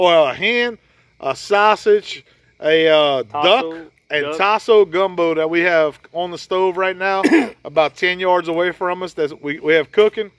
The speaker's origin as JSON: {"language": "English", "town": "Ville Platte", "region": "Louisiana", "country": "United States", "tie": "born or raised there", "said": "growing up in Evangeline Parish in Ville Platte, Louisiana"}